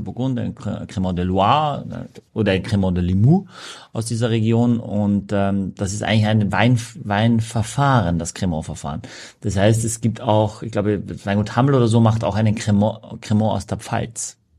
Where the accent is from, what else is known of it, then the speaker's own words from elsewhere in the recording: Austria; now in Germany; als Österreicher